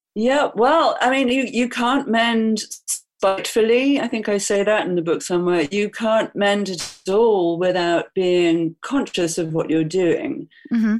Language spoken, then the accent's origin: English; England, United Kingdom; now in New York City, United States; I'm English